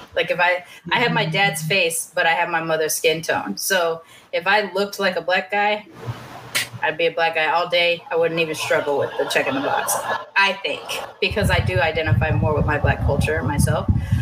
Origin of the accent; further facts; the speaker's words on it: California, United States; moved away as an adult; also born or lived in Kingsville, Texas; now in Austin, United States; I was born in California, but I lived in Kingsville, Texas, which is also on the Gulf, when I was until I was like 3 or 4, and then I moved back to California